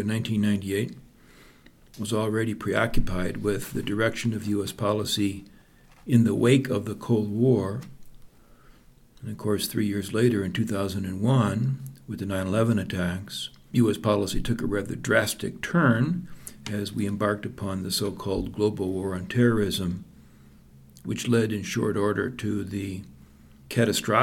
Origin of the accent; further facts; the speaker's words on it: Midwest, United States; moved away as an adult; growing up in the Midwest in the 50s to the mid-60s